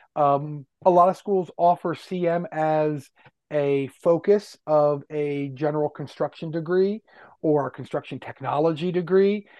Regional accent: Westchester County, New York, United States; moved away as an adult; also born or lived in Yonkers, New York / Washington, D.C.; I grew up in Westchester County

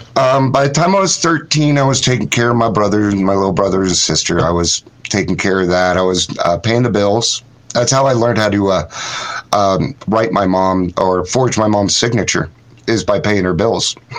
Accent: Ogden, Utah, United States; I grew up in um, Utah I was born in Ogden, Utah in 1970

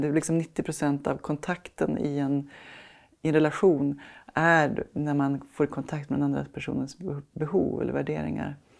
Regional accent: Sweden; vi svenskar

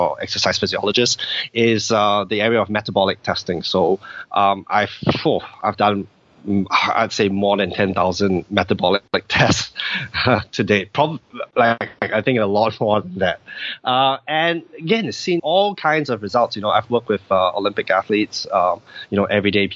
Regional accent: Singapore; I'm from Singapore, and you know, in Singapore, people tend to be very it's a very fast paced society

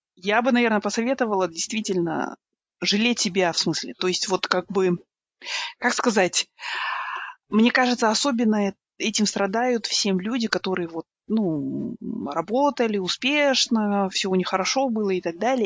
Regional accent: Kazakhstan; Я из Казахстана

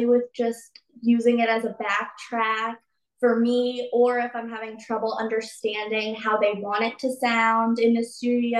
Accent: Virginia, United States; I come from Virginia

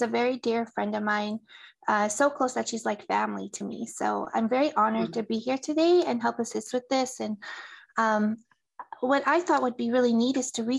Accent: Driftpile, Alberta, Canada; now in Edmonton, Canada; I am from Driftpile, Alberta, in the Treaty 8 area.

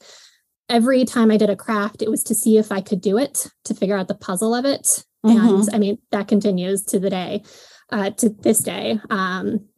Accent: Buffalo, New York, United States; I was born and raised in Buffalo, New York, or just outside of it

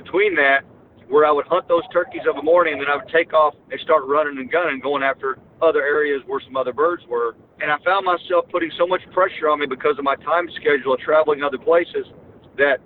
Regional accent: Missouri, United States; that's my hometown.

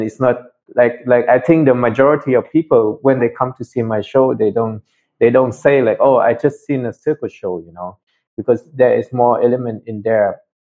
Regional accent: Germany; English is a second language; also born or lived in Vietnam; I was born in Vietnam, but I grew up in Germany, actually. So I came to Germany as a teen, and then went to school for ballet and circus arts there.

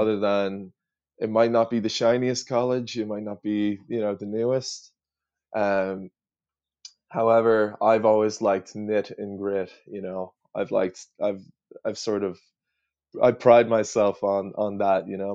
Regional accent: Ireland; also born or lived in United States; being an Irish person over in the States

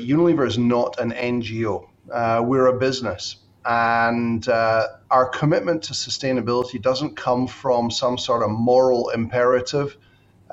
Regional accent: Scotland, United Kingdom; moved away as an adult; also born or lived in United States / Bangkok / Shanghai / Singapore; I'm Scottish by birth and education

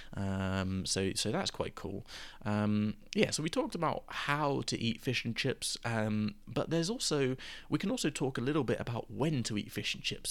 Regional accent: Gosport, South East England, United Kingdom; my local fish and chip shop where I grew up in Gosport

